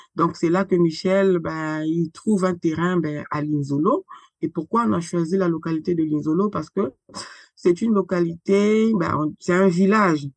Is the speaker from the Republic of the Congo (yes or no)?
yes; Republic of the Congo; moved away as an adult; now in France; je suis née et grandie au Congo-Brazzaville. J'ai quitté le Congo-Brazzaville pour euh, la France sur le haut de mes 33 ans.